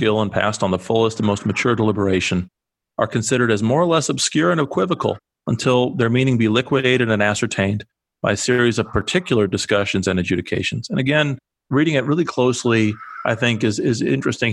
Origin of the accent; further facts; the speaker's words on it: Iowa, United States; I'm from Iowa